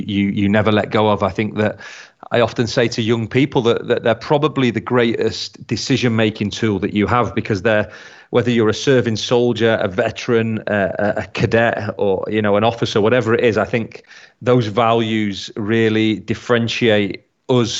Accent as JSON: {"language": "English", "town": "Blackpool", "region": "North West England", "country": "United Kingdom", "tie": "born or raised there", "moved": "yes", "said": "my hometown of Blackpool"}